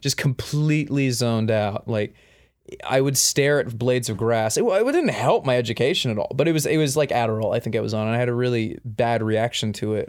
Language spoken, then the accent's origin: English; Perth, Western Australia, Australia; I was born in Addadale Hospital in Perth, Western Australia.